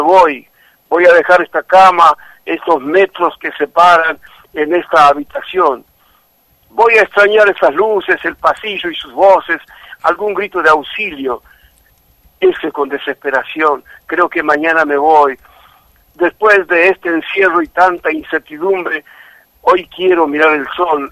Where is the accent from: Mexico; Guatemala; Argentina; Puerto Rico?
Argentina; Santiago del Estero; yo hablo como ya como un argentino, más allá de ser santiagueño